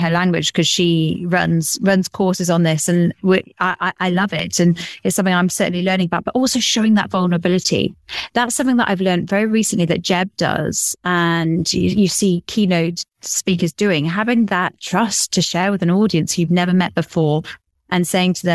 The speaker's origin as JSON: {"language": "English", "region": "England", "country": "United Kingdom", "said": "I'm the one that stands out by being English"}